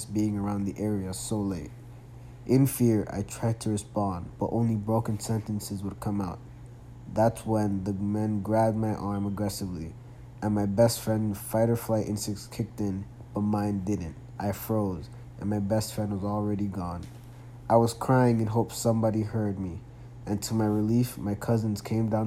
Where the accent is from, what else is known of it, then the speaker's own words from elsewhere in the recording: New York City, New York, United States; Growing up in the Bronx and Queens